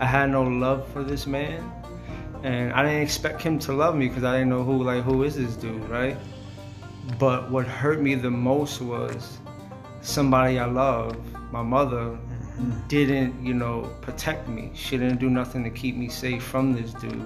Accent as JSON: {"language": "English", "town": "Wyandanch", "region": "New York", "country": "United States", "tie": "born or raised there", "said": "I grew up in Wyandance, Long Island"}